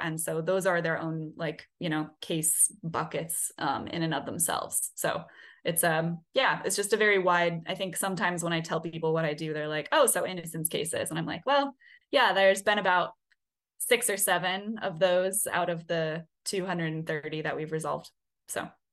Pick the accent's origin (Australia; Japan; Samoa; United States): United States; Oregon; now in New Orleans, United States; I'm from Oregon